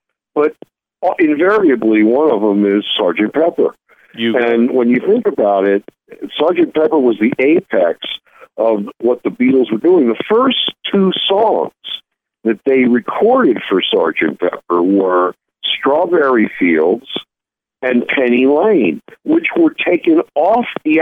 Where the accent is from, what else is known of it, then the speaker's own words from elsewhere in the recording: Baltimore, Maryland, United States; I grew up in Baltimore, which was a wonderful place to grow up in the 50s and the 60s.